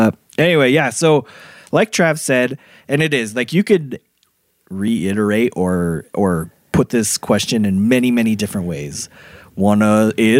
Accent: Utah, United States; we're from Utah

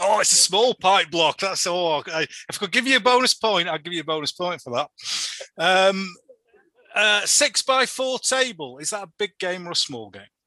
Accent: Yorkshire and the Humber, United Kingdom; I come from Yorkshire

